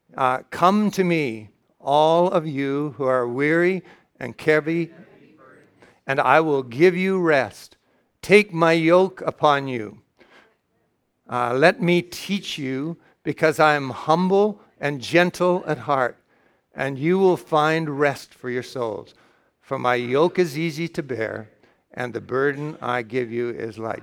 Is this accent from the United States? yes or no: no; Canada; I'm, I'm from Canada